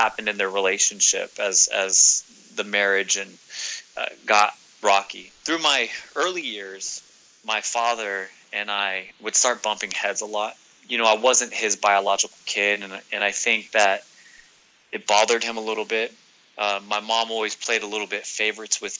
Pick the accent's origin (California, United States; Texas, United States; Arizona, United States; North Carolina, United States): California, United States; Northern; now in Southern California, United States; I'm originally from Northern California. I currently reside in Southern California.